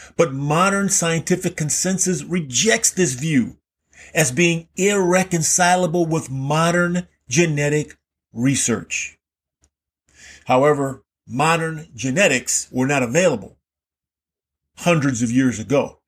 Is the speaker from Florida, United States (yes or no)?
yes; Key West, Florida, United States; I grew up in Key West, Florida, which is in the Florida Keys